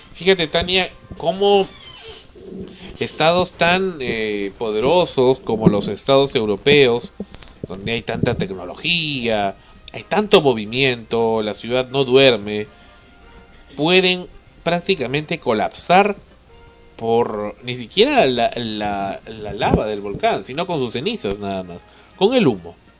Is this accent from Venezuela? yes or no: no; Peru; somos peruanos